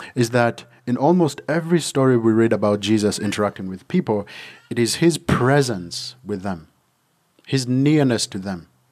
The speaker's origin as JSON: {"language": "English", "country": "Uganda", "tie": "born or raised there", "moved": "yes", "said": "when I was growing up in Uganda"}